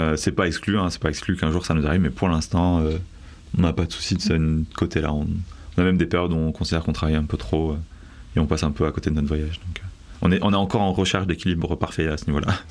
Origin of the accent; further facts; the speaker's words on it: Bordeaux, Nouvelle-Aquitaine, France; also born or lived in Paris; je viens de Bordeaux à la base, j'ai vécu à peu près 7 ans sur Paris